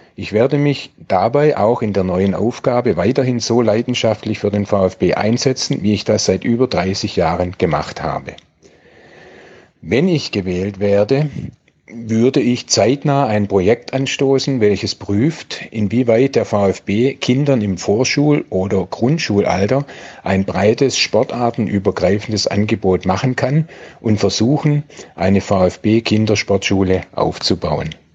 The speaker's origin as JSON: {"language": "German", "town": "Stuttgart", "region": "Baden-Württemberg", "country": "Germany", "tie": "born or raised there", "said": "1955 in Stuttgart geboren und aufgewachsen"}